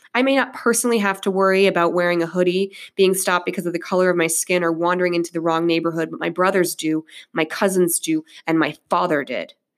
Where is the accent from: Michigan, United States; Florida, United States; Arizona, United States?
Michigan, United States; Monroe; also born or lived in River Rouge, Michigan; When we moved to Monroe from River uh, from River, excuse me River Rouge